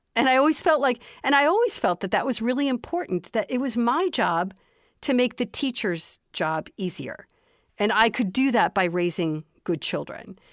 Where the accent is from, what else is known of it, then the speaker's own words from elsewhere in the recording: Chicago, Illinois, United States; I grew up in the city of Chicago